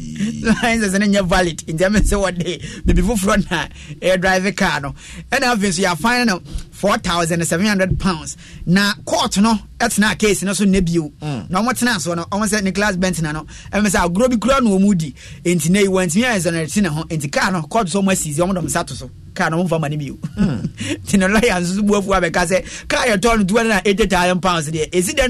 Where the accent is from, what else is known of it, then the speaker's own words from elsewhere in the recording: Liberia; Ivory Coast, I'm from Liberia, a by Ivory Coast.